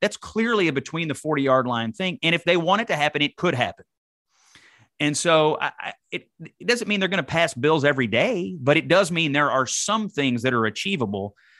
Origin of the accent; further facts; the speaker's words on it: Dawson Springs, Kentucky, United States; I'm from Dawson Springs, Kentucky